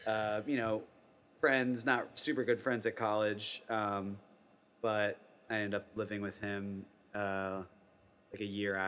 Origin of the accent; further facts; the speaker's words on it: Sandwich, Massachusetts, United States; I'm from a town called Sandwich, Massachusetts. It's on Cape Cod.